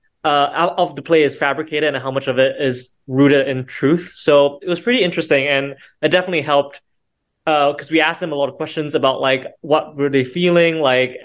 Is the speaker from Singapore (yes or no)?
yes; Singapore; now in Chicago, United States; I'm from Singapore